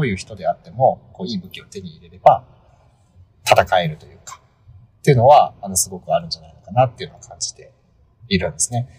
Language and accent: Japanese; Japan; 私、地方生まれ育ち